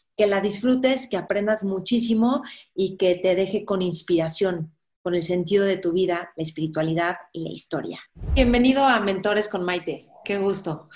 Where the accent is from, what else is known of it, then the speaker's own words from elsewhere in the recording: Mexico; como mexicanos